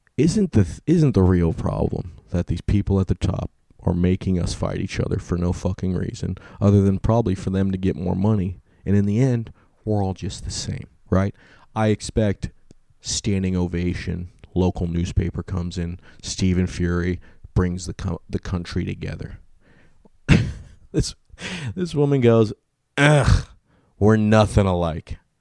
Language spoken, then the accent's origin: English; California, United States; I'm from California